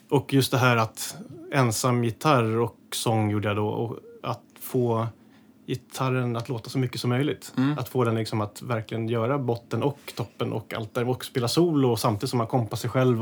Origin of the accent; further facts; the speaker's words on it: Täby, Stockholm County, Sweden; i Skarpäng där jag är uppe i Täby, där jag är uppvuxen